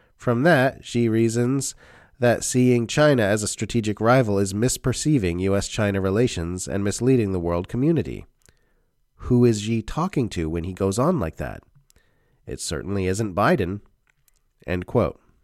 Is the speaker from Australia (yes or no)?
yes; Australia; As an Australian, I know I live in a member state of the U S centralized empire